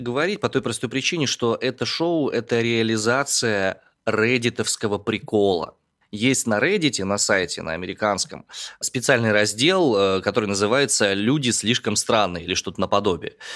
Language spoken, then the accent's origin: Russian; Omsk, Omsk Oblast, Russia; родом из Омска